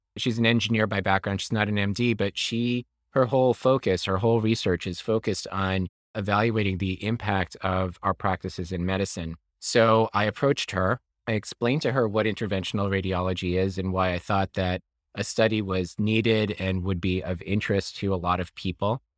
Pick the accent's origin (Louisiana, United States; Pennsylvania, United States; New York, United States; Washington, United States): New York, United States; I am from New York. I was raised here